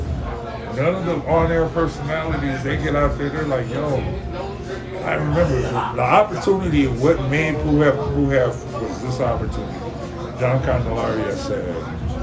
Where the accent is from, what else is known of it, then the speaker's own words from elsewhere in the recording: DMV, United States; also born or lived in Texas; now in El Paso, United States; I'm a DMV dude